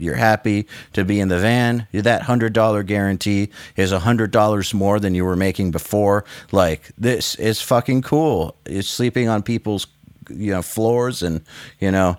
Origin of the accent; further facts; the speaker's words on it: United States; as an American producer